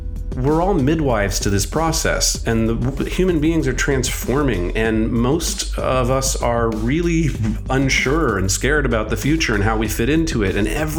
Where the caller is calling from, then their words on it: Venice Beach, California, United States; Today, I am joining you from Venice Beach, California. But my life is sort of spread across the country.